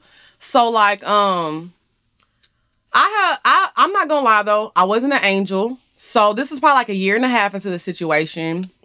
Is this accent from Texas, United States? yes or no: yes; Orange, Texas, United States; moved away as an adult; also born or lived in Houston, Texas; now in Atlanta, United States; I grew up in Orange, Texas